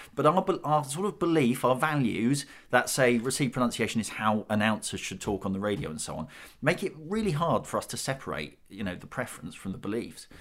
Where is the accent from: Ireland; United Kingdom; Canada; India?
United Kingdom; we're, we're British